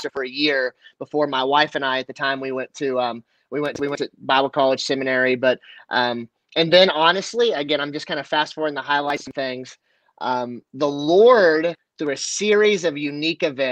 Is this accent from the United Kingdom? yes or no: no; Kansas, United States; also born or lived in Denver, Colorado; I was raised by family in Kansas versus I was born in Denver.